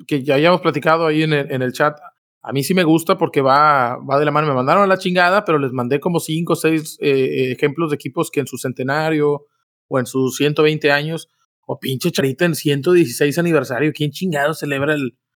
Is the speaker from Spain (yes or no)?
no; Mexico; nosotros somos mexicanos